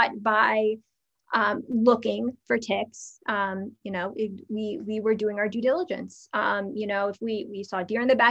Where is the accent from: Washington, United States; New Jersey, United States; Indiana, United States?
New Jersey, United States; growing up in the New York, New Jersey area, we're taught from a very early age